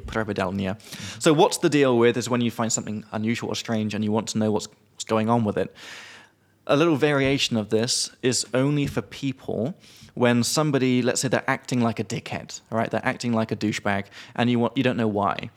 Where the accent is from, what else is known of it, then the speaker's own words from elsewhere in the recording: United Kingdom; now in Czech Republic; as a British guy